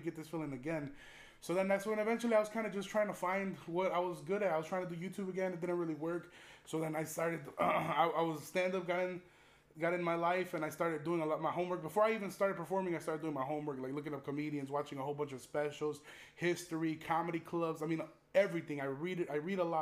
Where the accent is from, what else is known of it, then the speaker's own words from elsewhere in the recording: Chicago, Illinois, United States; growing up in Chicago